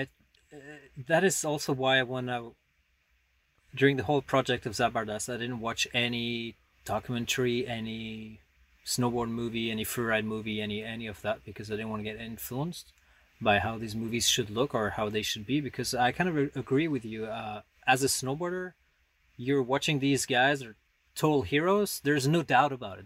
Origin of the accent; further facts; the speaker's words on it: Paris, Île-de-France, France; moved away as an adult; also born or lived in the Alps; I grew up in Paris